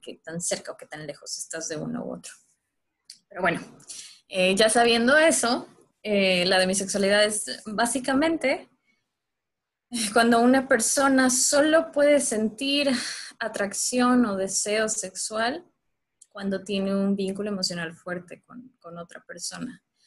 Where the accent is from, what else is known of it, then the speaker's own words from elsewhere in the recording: Mérida, Yucatán, Mexico; Yo no soy de la Ciudad de México, eh, soy de Mérida, Yucatán